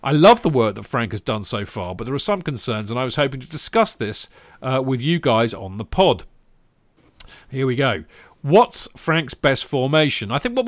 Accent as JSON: {"language": "English", "country": "India", "tie": "born or raised there", "said": "Anyway, growing up in India, I started following Chelsea only from 2006 onwards."}